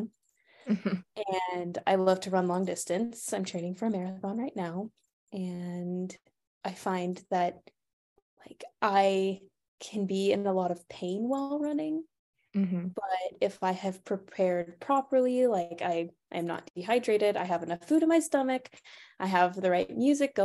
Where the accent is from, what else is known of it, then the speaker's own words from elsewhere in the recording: Monroe, Louisiana, United States; moved away as an adult; now in North Carolina, United States; I am from Monroe, Louisiana